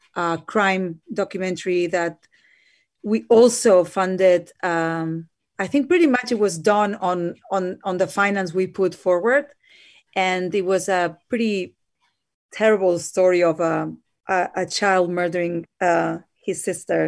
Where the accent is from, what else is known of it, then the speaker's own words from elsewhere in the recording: Barcelona, Catalonia, Spain; now in United Kingdom; I'm myself from Spain, from Barcelona